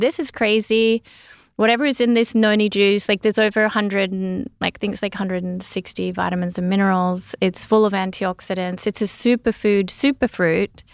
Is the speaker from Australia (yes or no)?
yes; Gunnedah, New South Wales, Australia; growing up in the little country town in Australia